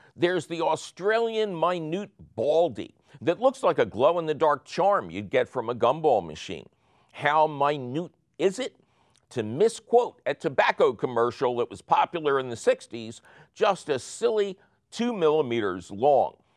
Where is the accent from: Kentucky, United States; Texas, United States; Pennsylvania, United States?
Pennsylvania, United States; Philadelphia; we're, we're from Philly